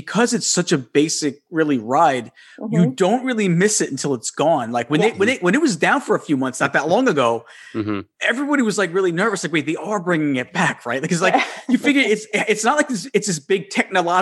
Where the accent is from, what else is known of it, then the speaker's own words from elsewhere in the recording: Long Island, New York, United States; moved away as an adult; also born or lived in Suffolk County, New York; now in Florida, United States; I am a New Yorker. I'm Long Island, but now I'm actually, I just moved down to Florida